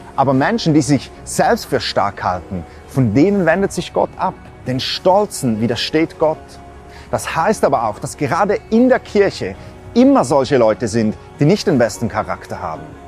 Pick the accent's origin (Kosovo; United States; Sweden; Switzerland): Switzerland; Bei uns in der Schweiz